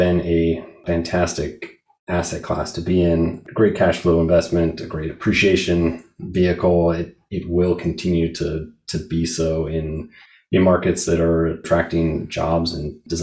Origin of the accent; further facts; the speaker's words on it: Seattle, Washington, United States; I grew up in Seattle